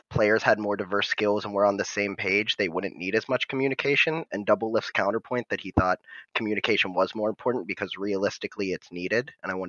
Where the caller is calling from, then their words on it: Wrightsville, Pennsylvania, United States; Actually, small world. Wrightsville, Pennsylvania, which is about 30 minutes below Harrisburg, and I go to school in Harrisburg.